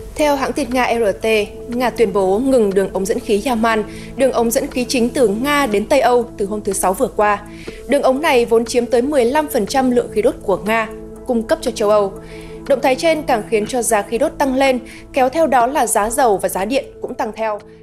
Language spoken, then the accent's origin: Vietnamese; Nghệ An, Vietnam; now in Hanoi, Vietnam; quê mình là ở Nghệ